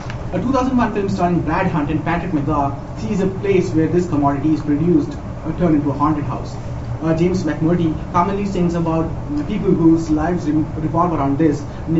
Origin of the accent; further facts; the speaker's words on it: Barcelona, Catalonia, Spain; I'm from Barcelona